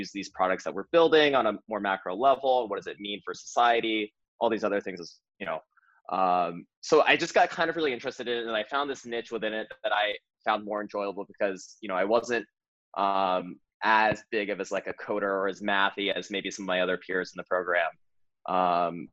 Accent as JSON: {"language": "English", "region": "Missouri", "country": "United States", "moved": "as an adult", "said": "I'm from Missouri, I'm from a small town in Missouri"}